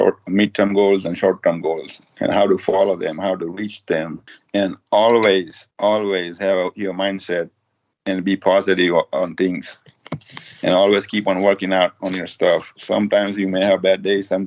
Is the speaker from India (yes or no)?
yes; India; also born or lived in Florida; now in United States; I grew up in tent in India